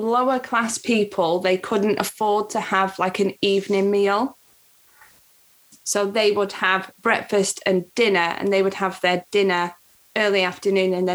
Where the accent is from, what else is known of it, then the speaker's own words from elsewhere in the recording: England, United Kingdom; I hate being British.